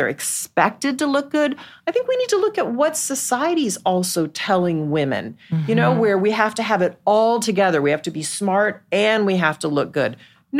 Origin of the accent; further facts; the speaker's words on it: Dallas, Texas, United States; moved away; I grew up in Dallas.